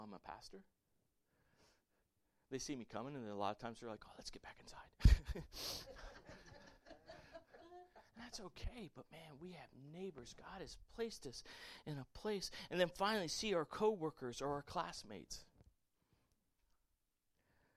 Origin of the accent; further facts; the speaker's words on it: Port Charlotte, Florida, United States; I grew up in Port Charlotte, Florida as a little kid